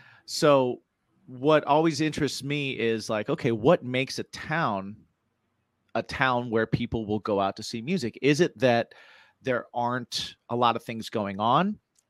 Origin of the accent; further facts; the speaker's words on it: West Lafayette, Indiana, United States; moved away; also born or lived in New York; I grew up in Indiana. I grew up in West Lafayette, Indiana.